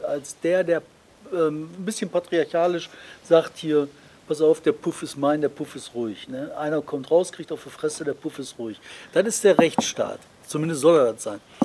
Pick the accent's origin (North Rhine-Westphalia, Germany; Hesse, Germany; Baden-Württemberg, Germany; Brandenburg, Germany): North Rhine-Westphalia, Germany; Bottrop; bei uns in Bottrop